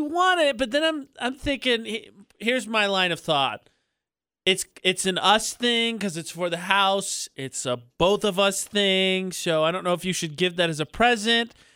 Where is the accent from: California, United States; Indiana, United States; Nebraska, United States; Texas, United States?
Indiana, United States; moved away; Indiana, my home state